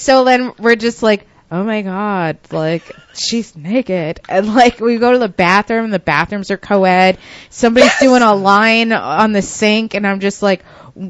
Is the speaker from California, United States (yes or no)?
no; Westchester, New York, United States; I've been rolling in the city since I was a teenager because, like, I'm from Westchester